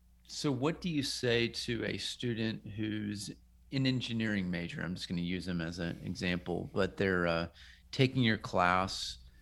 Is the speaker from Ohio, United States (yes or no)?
no; St. Louis / Kansas City, Missouri, United States; now in Tennessee, United States; I'm from St. Louis in Kansas City originally, but I've now lived here. This past year was my first year that marked the longest I'd ever lived in one place.